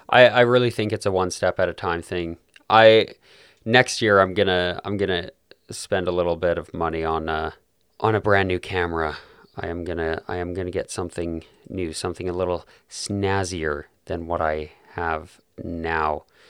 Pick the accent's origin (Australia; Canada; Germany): Canada; Calgary, Alberta; my hometown, which of course is Calgary, beautiful city in southern Alberta